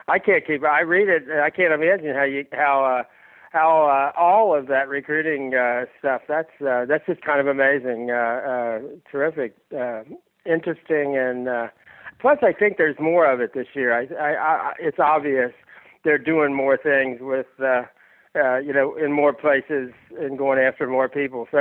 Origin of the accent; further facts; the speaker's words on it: Kentucky, United States; I grew up in Kentucky